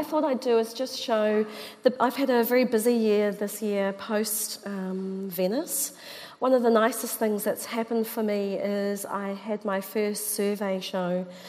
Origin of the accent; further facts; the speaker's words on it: Auckland, New Zealand; Yeah, so I call myself a native two times.